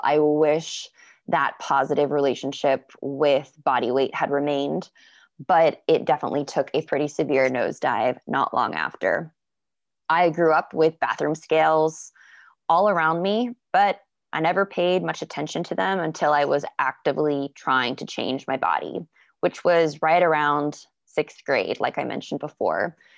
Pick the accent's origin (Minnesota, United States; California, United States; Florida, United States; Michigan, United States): Florida, United States; I grew up in Florida